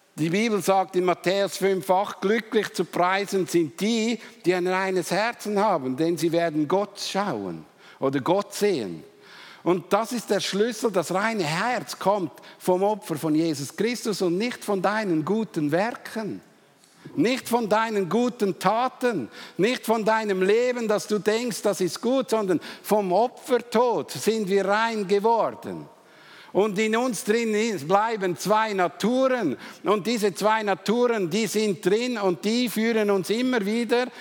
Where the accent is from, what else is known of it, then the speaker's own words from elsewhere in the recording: Switzerland; Wir Schweizer